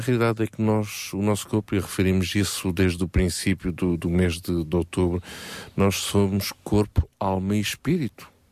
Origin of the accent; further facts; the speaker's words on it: Portugal; Todos nós, como bons portugueses